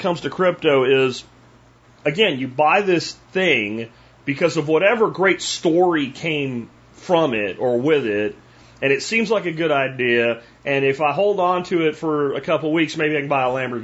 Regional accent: Pennsylvania, United States; now in Texas, United States; from where I grew up in Pennsylvania

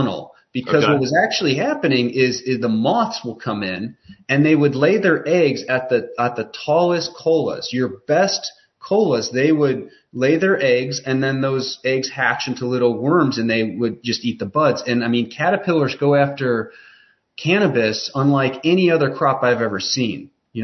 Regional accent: Chicago, Illinois, United States; now in Western North Carolina, United States; I'm from Chicago, but we're down in Western North Carolina

